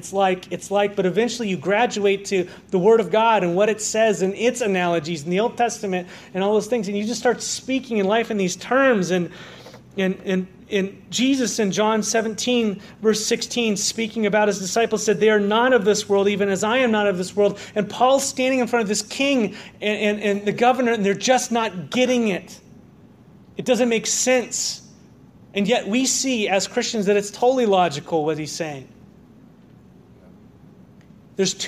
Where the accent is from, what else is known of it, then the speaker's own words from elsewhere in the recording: Southern California, United States; now in Walla Walla, United States; I grew up in Southern California